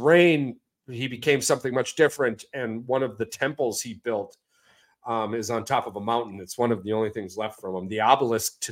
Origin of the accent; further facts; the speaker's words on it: United States; the perception you get from being an American.